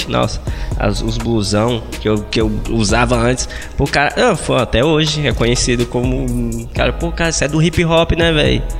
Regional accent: Monte Castelo, Brazil; eu morava no Monte Castelo, foi aonde eu fui criado desde moleque.

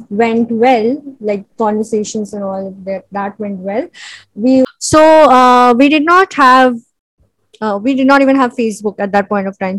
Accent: Mumbai, Maharashtra, India; I am a film editor and I am from Bombay

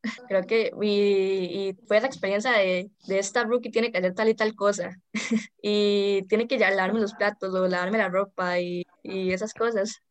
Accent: San Ramón, Alajuela, Costa Rica; also born or lived in San José; toda mi vida he vivido aquí

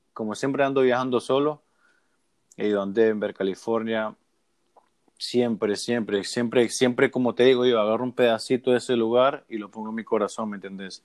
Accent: Puerto Cortés, Cortés, Honduras; moved away as an adult; also born or lived in Omoa; now in Miami, United States; obviamente soy hondureño, ¿no? Pero yo también soy de Miami. Yo llevo casi 12 años viviendo en Miami

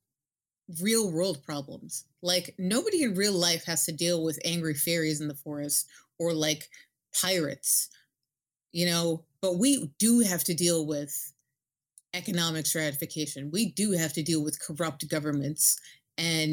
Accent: New York City, New York, United States; I'm from New York City

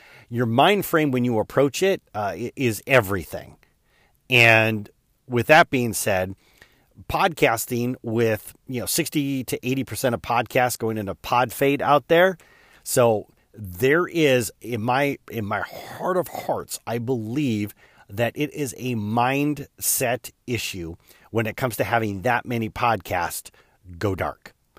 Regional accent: Michigan, United States; it's not because I grew up in Chicken Scratch, Michigan.

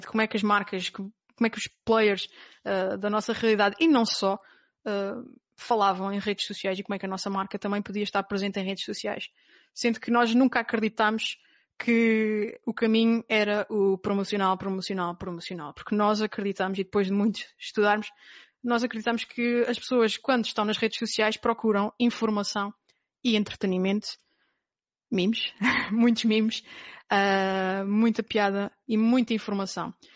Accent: Terceira Island, Azores, Portugal; moved away as an adult; eu nasci na Ilha Terceira, nos Açores. Portanto, vivi até aos 18 anos na Ilha Terceira

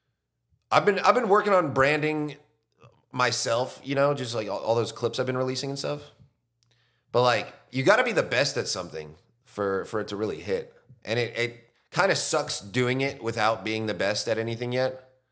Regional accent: California, United States; now in Austin, United States; All over Southern California.

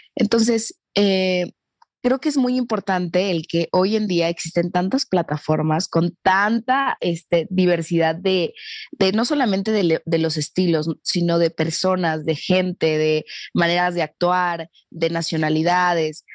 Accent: Mexico; nosotros en, en, en México

